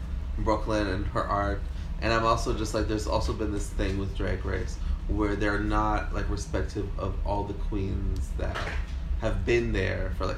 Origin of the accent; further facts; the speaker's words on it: Canada; for Canadians and us as like Canadian entertainers